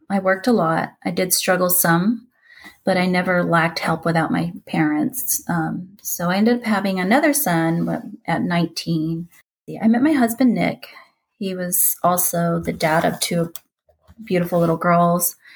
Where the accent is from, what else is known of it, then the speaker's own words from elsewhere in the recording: Philippines; born there; We moved a lot when I was little. Um, I was born in the Philippines in 1977